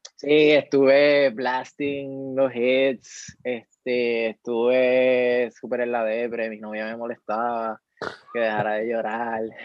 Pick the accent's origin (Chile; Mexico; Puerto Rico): Puerto Rico; Mayagüez; moved away as an adult; now in San Juan metropolitan area, Puerto Rico; de Mayagüez, mayagüezano, siempre orgullosa, aunque esté viviendo en, la, en el área metropolitana.